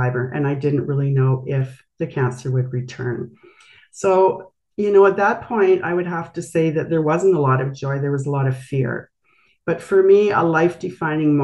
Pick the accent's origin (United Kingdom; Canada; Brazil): Canada; Brandon, Manitoba; I grew up actually in Brandon, Manitoba, and have spent my life in Canada